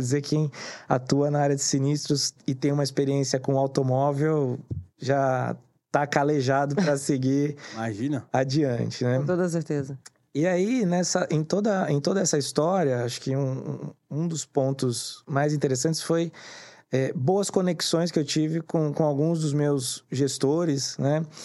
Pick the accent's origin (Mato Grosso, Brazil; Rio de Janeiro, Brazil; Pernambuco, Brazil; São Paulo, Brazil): São Paulo, Brazil; Santos; eu sou nascido em Santos